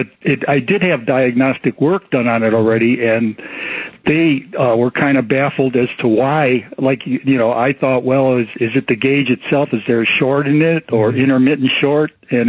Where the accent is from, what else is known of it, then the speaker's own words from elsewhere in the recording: Cleveland, Ohio, United States; now in Mesa, United States; I'm from Cleveland